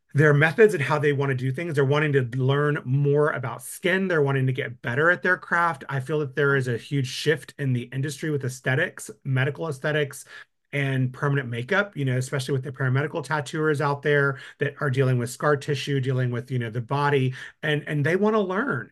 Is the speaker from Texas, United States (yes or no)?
yes; West Texas, United States; moved away as an adult; now in Austin, United States; I'm from West Texas